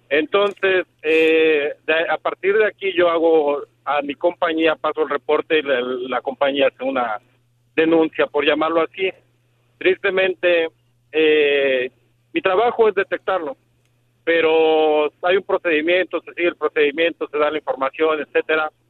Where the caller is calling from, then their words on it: Texas, United States; yo soy acá de Meaton Texas.